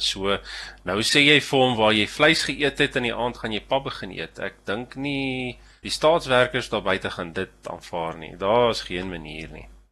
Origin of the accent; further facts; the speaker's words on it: South Africa; ek ek is 'n Suid-Afrikaner